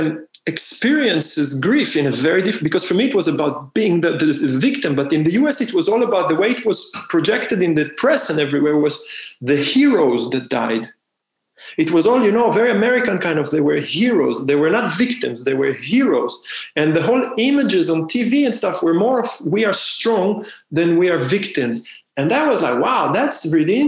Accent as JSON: {"language": "English", "country": "Israel", "moved": "yes", "said": "I'm from Israel"}